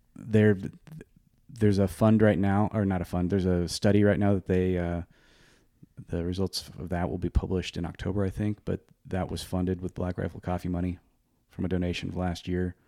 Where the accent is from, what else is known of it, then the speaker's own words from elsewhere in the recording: Oregon, United States; I'm from Oregon.